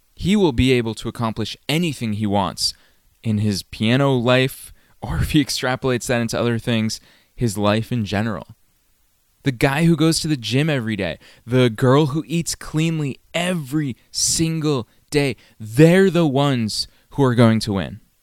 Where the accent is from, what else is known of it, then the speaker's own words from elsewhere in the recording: Massachusetts, United States; moved away; I was still living in my hometown in Massachusetts